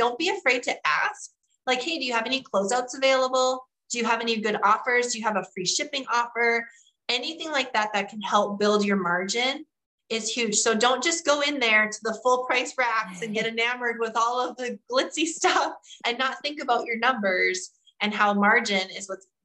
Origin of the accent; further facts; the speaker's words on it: North Dakota, United States; I'm from North Dakota.